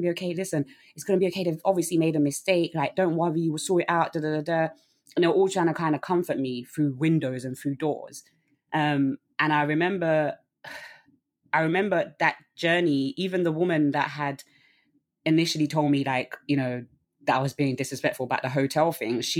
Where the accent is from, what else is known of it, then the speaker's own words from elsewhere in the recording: London, United Kingdom; I'm from Southeast London.